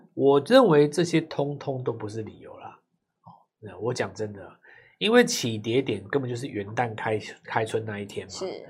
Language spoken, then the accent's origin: Chinese; Taiwan; 我们台湾人